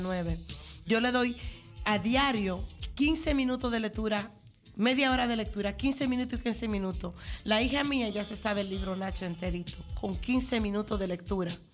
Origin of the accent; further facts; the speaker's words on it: Dominican Republic; now in Netherlands; yo me crié en Villa en la fase nueva de Villa pero sí soy campesina